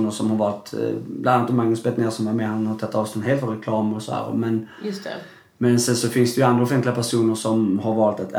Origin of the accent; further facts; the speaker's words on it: Skåne, Sweden; accent: Scanian; hörde man min skånska?